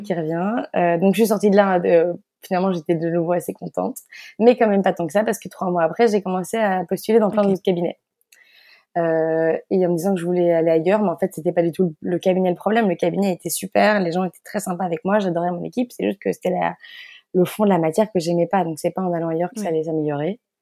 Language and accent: French; Belgium; moved away; also born or lived in Paris; je suis belge et née en Belgique. Euh, donc, toute ma famille est belge. Euh, j'ai grandi euh, en Belgique